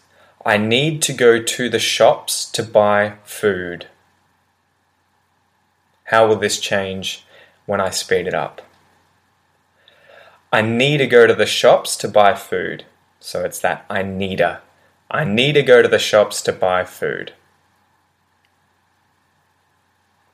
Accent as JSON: {"language": "English", "country": "Australia", "accent": "Australian English", "said": "in Australian English, with my accent"}